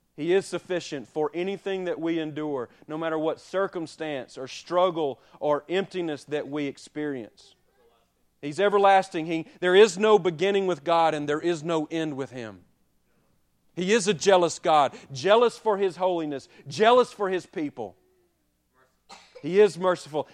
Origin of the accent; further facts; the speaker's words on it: Childersburg, Alabama, United States; moved away as an adult; I'm from Childersburg, Alabama